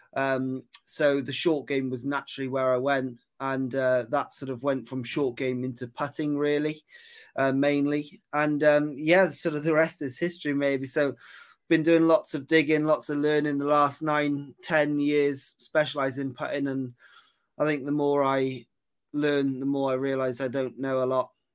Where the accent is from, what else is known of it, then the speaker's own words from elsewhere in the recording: Aberystwyth, Wales, United Kingdom; moved away as an adult; also born or lived in Cheltenham; I'm from Aberystwyth. That's where I grew up, um, over in West Wales.